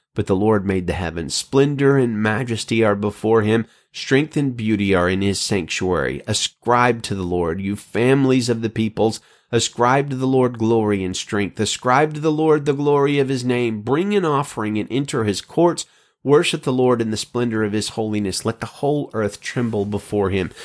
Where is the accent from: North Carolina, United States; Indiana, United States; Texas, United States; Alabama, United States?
Alabama, United States; now in California, United States; out here in California, unlike my home state of Alabama